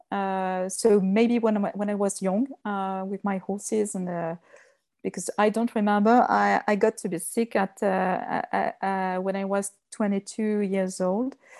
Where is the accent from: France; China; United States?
France; Lyon, Auvergne-Rhône-Alpes; English is a second language; I was born and, uh, raised, uh, in Lyon. It's the second, uh, city, the second big, big city in France. Uh, but I, uh, I was raised in the countryside